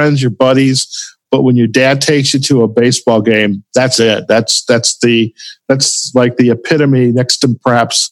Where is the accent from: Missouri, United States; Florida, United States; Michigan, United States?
Michigan, United States; Detroit; now in Chicago, United States; I grew up in Detroit